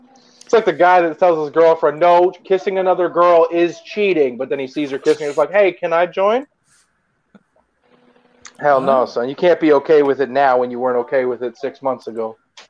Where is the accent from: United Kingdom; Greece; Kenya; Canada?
Canada; It's my right as a Canadian, far, far away from you